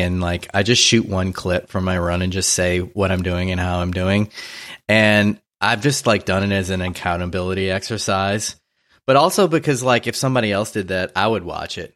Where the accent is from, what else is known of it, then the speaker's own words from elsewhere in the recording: New Orleans, Louisiana, United States; now in Los Angeles, United States; I grew up in New Orleans